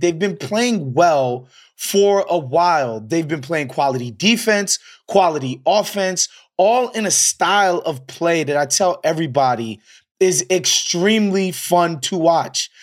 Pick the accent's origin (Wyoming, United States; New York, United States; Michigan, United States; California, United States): New York, United States; I'm from New York